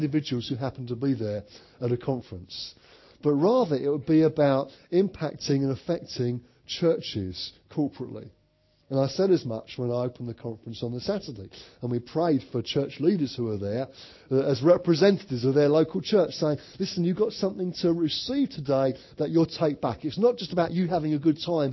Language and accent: English; Orpington, London, United Kingdom; I'm from Orpington in Kent